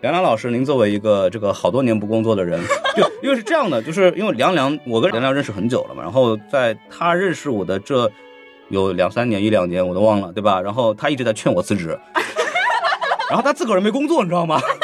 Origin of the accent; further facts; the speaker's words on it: Shanghai, China; 因为我出生在上海嘛，我是不奇怪的，因为上海人确实是这样子的